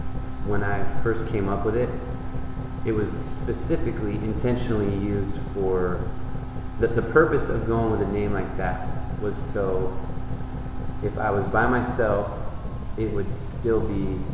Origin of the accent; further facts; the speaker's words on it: Ben Lomond, California, United States; I'm from the Bay Area. Yeah. Ben Lomond, mm-hmm. Santa Cruz